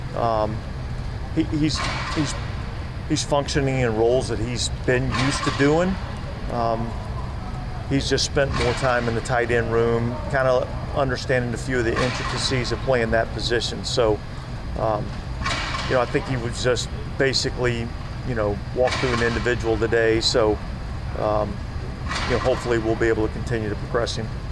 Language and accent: English; United States; I grew up outside of the Washington area